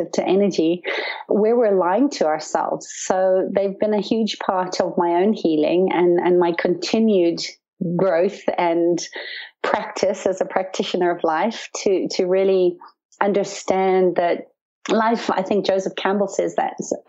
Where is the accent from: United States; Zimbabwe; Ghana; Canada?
Zimbabwe; When I was young, I grew up in Zimbabwe on a farm in the bush